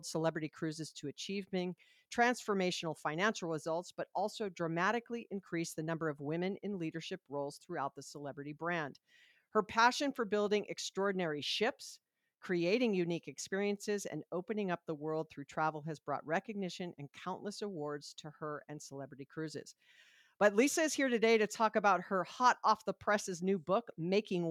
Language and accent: English; Hawaii, United States; I'm from Hawaii